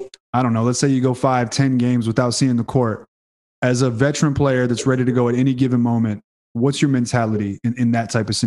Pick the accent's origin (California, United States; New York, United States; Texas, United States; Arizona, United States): Texas, United States; Houston; I'm from Houston. New Orleans is our neighbor. I know that accent well.